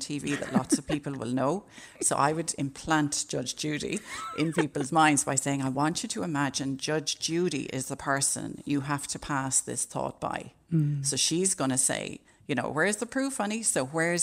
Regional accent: Ireland; as Irish people

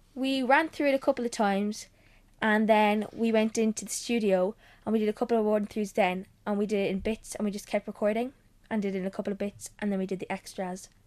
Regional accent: Cork, Munster, Ireland; I'm fourteen and I'm from Cork

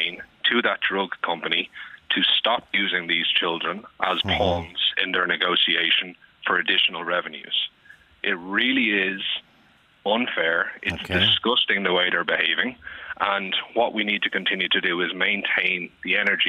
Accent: Ireland; as an Irish people

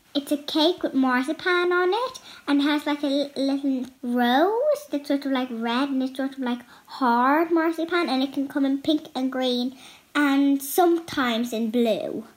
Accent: Dublin, Leinster, Ireland; also born or lived in Sweden; I'm from Sweden too. I moved to Dublin when I was one year old

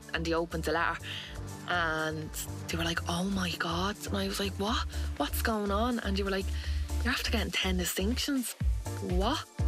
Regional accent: Dublin, Leinster, Ireland; I'm 22, nearly 23, and I grew up in Finglas in Dublin.

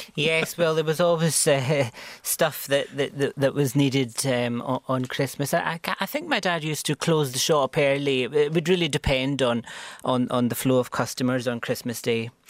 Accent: Glasgow, Scotland, United Kingdom; moved away as an adult; now in Cork, Ireland; Growing up in Glasgow

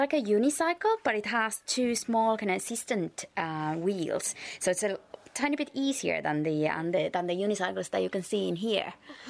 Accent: Finland; now in Galway, Ireland; I used to do circus as a hobby in my home country in Finland when I was about your age.

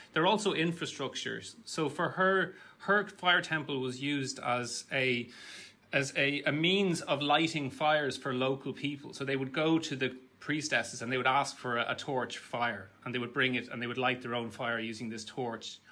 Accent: Naas, Leinster, Ireland; I grew up in Nace

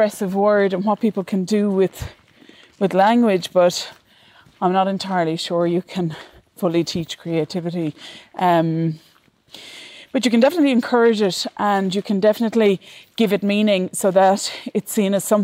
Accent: Ireland; a girl growing up in Ireland

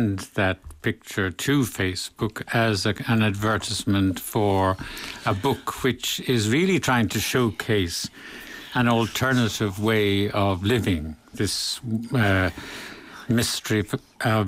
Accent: Limerick, Munster, Ireland; moved away; when I was at home, I came from Limerick myself, and in the 1950s and 60s

